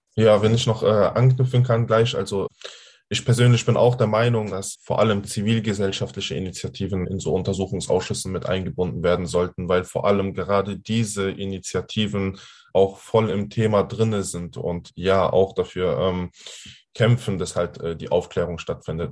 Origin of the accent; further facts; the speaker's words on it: Hanau, Hesse, Germany; bei uns in Hanau